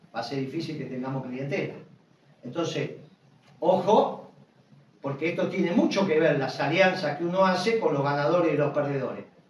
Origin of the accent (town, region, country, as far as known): Argentina